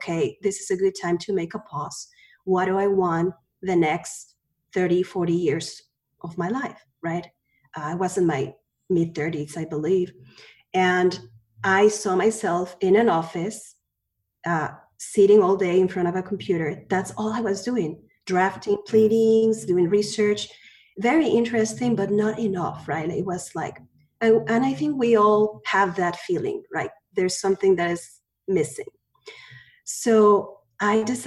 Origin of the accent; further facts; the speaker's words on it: Mexico City, Mexico; also born or lived in Spain; now in United States; I was born in Mexico City. My family is from Spain